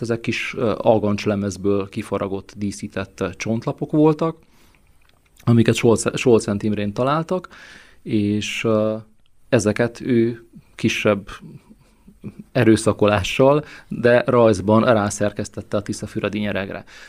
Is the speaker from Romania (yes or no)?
yes; Săcueni, Bihor County, Romania; moved away as an adult; also born or lived in Brașov, Romania; now in Hungary; én is Székehidi születésű vagyok sőt az életem első több mint 30 évét ezt itt is éltem le Székelyhidon